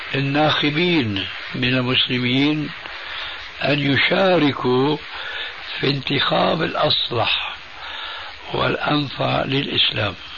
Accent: Syria; now in Jordan; عندنا بسوريا

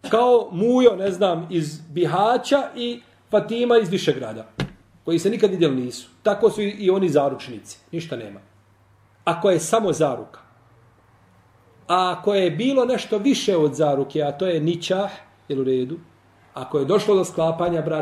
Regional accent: Bosnia & Herzegovina; A ja u mojoj Bosni nisam stranac.

